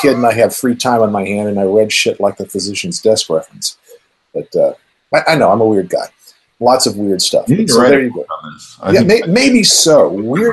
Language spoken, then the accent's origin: English; Colorado Springs, Colorado, United States; When I was growing up in Colorado Springs